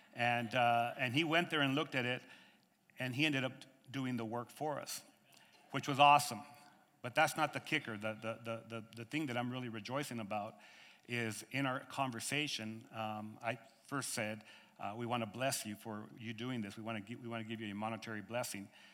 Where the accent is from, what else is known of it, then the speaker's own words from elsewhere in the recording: United States; I'm from America